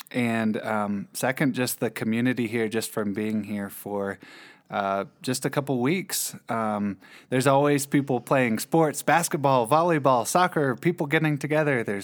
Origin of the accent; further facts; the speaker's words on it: Winston-Salem, North Carolina, United States; moved away as an adult; also born or lived in Tallahassee; now in Ecuador; So I am from Winston-Salem, North